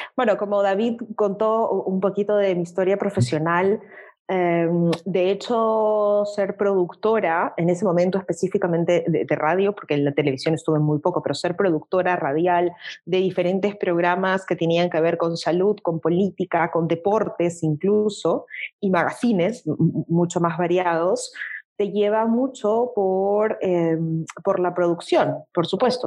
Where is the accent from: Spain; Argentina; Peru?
Peru; en mi país, en el Perú